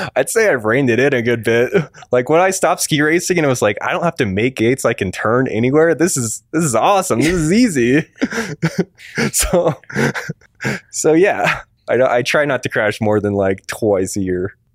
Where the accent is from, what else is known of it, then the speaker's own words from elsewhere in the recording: Concord, Massachusetts, United States; also born or lived in New Hampshire; pretty much in New England, um, New Hampshire, and just outside of Boston in Concord, Massachusetts, home of Walden Pond.